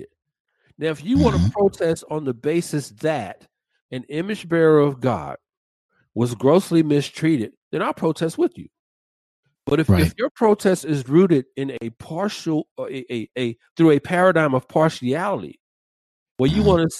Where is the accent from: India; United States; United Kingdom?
United States; Atlanta, Georgia; my hometown of Atlanta